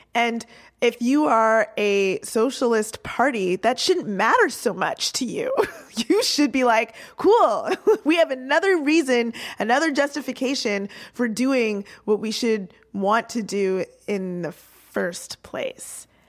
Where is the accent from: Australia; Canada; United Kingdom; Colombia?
Canada; as the Canadian in the room